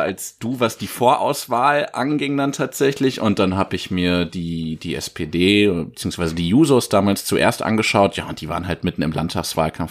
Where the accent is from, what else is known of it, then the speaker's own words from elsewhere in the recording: Giessen, Hesse, Germany; meine Heimatstadt Gießen